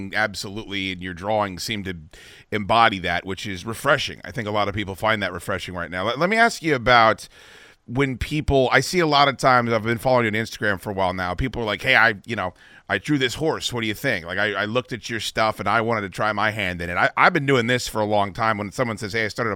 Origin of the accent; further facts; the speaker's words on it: East Coast, United States; also born or lived in Arizona; I'm from the East Coast